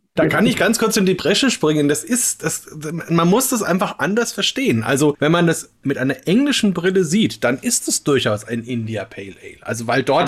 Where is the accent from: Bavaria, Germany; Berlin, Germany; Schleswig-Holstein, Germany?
Bavaria, Germany; Upper Franconia; hier in Franken